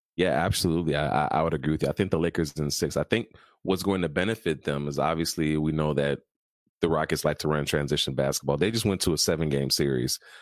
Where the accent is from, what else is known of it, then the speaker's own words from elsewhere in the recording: Chicago, Illinois, United States; I'm from Chicago, we have a pick yourself up by your bootstraps if you have to and get back to work mentality